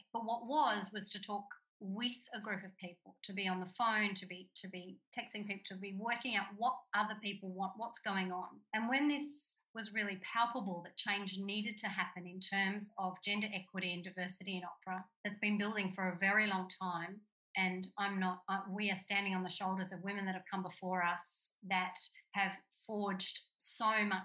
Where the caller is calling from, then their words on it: Australia; I'm calling in from Gimilaroi country and I'm in a regional area.